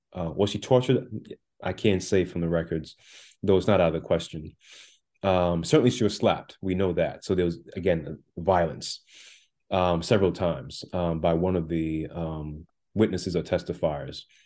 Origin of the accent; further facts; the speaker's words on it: Jamaica; also born or lived in Brooklyn, New York; now in United States; I was born in the island of Jamaica